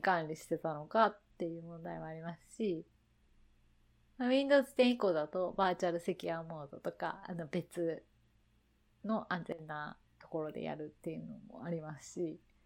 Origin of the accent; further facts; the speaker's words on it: Hiroshima, Japan; moved away; 自分の田舎、田舎広島なんですけど